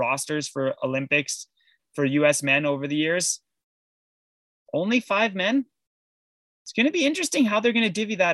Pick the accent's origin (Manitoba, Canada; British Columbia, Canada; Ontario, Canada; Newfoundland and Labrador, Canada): Ontario, Canada; Sudbury; I'm from Sudbury, for Christ's sakes, like one of the worst cities in the world